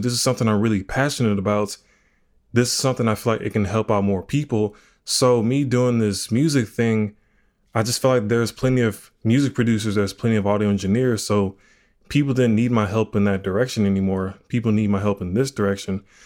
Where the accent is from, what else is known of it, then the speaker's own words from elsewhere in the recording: Houston, Texas, United States; I'm from Houston, Texas.